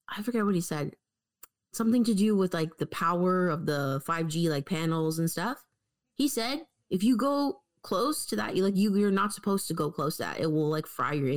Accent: Canada; as a Canadian

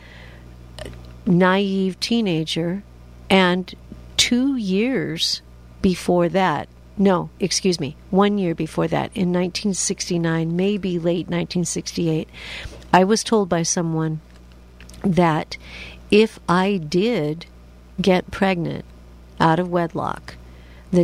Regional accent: Washington, United States; I'm from Washington State

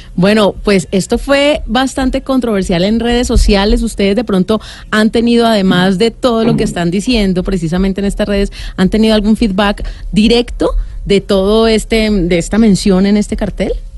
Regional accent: Cali, Valle del Cauca, Colombia; yo soy caleño y me fascina la salsa

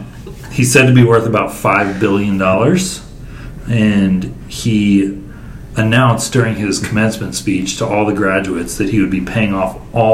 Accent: Atlanta, Georgia, United States; my hometown of Atlanta, Georgia.

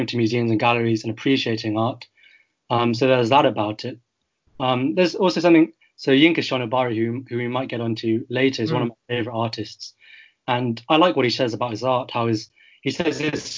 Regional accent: United Kingdom; I'm a third generation British Chinese

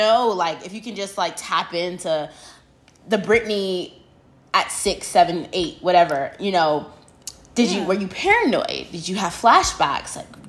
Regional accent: New York, United States; now in Houston, United States; growing up in New York.

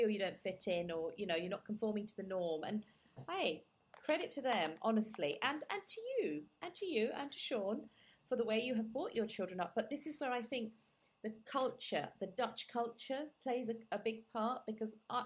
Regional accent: England, United Kingdom; first language Gujarati; I very much have my Indian roots and my heritage, but I also have the English way of life

